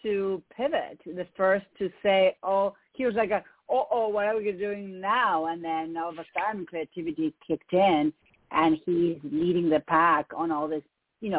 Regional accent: Argentina; English is a second language; moved away as an adult; now in United States; if you hear an accent, it's because I have one. I'm from Argentina.

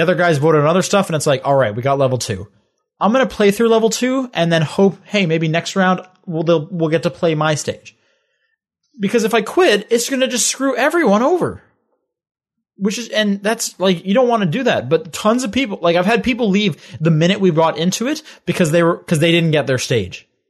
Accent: Canada; growing up in Canada

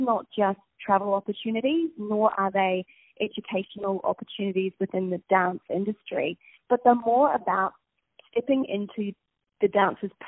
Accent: Napier, Hawke's Bay, New Zealand; accent: Kiwi; moved away as an adult; grew up in a place called Napier.

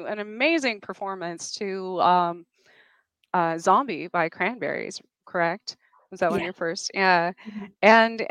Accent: New Mexico, United States; My home state.

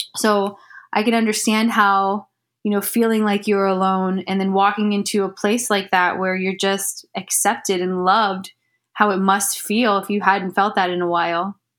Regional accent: Ohio, United States; I'm from Ohio. Mm-hmm. Um, born and raised

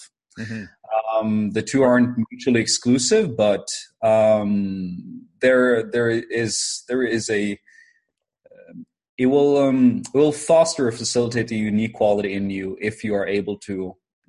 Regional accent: Norway; I am from Norway

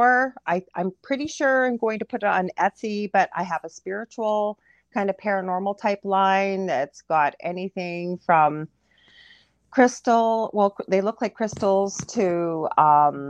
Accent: Canada; I'm a Canadian clairvoyant medium

